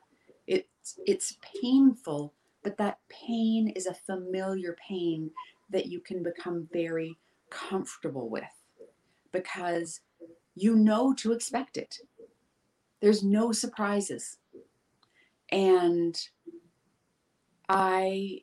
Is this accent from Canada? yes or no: yes; Vancouver Island, Pacific Northwest, British Columbia, Canada; I grew up in this town. I moved back to my hometown after traveling the world for a number of years